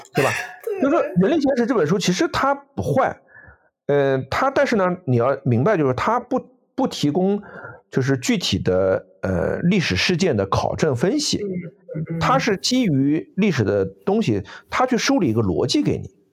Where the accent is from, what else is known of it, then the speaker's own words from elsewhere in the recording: China; 我们中国人